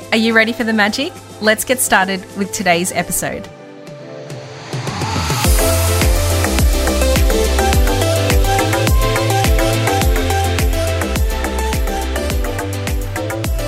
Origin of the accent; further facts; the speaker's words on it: Melbourne, Victoria, Australia; moved away; my hometown, Melbourne